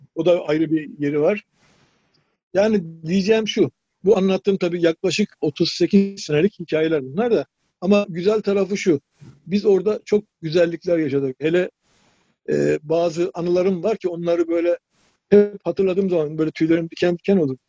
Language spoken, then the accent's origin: Turkish; Ordu, Turkey; moved away as an adult; also born or lived in Sakarya; 1958 Ordu doğumluyum.